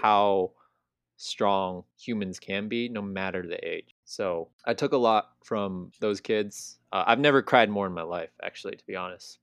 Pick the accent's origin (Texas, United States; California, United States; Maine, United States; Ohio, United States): California, United States; growing up in California where everything's easily accessible